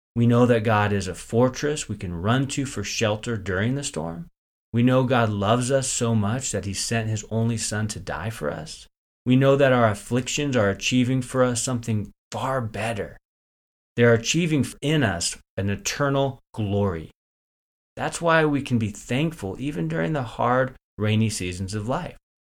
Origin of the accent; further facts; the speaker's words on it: Northern California, United States; I grew up in Northern California